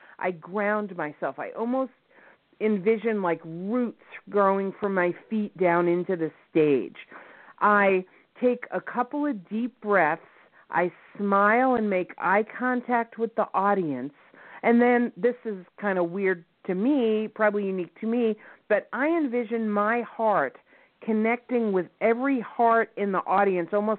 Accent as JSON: {"language": "English", "region": "New York", "country": "United States", "accent": "New York", "said": "my New York accent"}